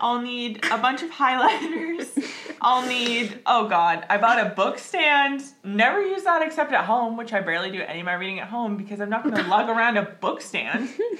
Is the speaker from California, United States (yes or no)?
no; Washington, United States; moved away; I'm from Washington.